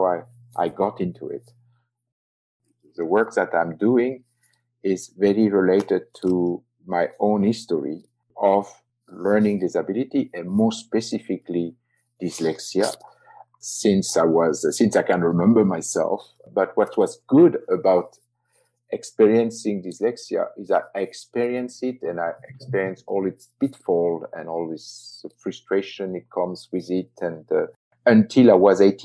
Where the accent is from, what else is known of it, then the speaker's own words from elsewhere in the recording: south of France, France; accent: French; English is a second language; moved away as an adult; I was living in, as you can hear, I'm French, and I was living in the south of France. Going to Paris was a journey. I mean, it was like 8 hours train from my hometown